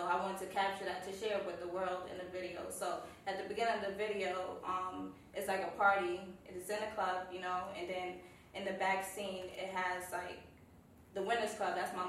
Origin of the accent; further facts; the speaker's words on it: New York City, New York, United States; I'm from Brooklyn.